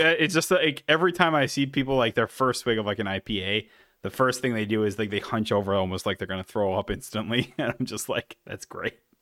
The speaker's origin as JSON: {"language": "English", "region": "Wisconsin", "country": "United States", "said": "we're from Wisconsin"}